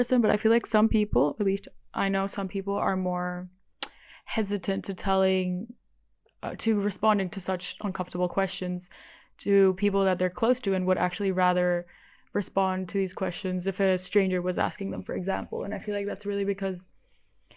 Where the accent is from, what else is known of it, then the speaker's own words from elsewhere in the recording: Bali, Indonesia; I grew up in Bali, which is the only Hindu island in all of Indonesia